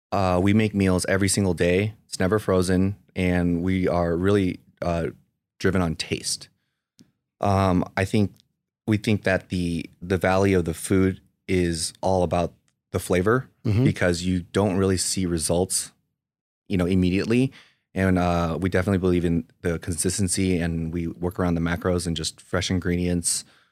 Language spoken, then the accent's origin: English; Pasadena, California, United States; So I was born in Pasadena, California. It's a pretty affluent area, so they call it the Asian Beverly Hills. I was literally grew up with 80% Asians throughout my whole school life.